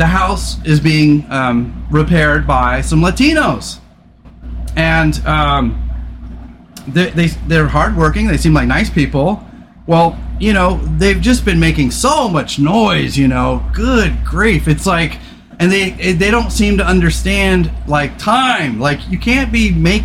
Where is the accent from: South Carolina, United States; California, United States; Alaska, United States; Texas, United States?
California, United States; I grew up in California